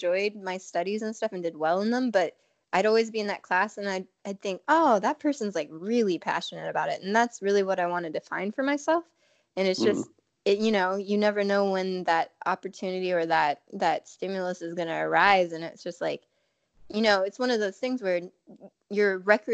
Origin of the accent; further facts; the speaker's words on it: Alaska, United States; I grew up in Alaska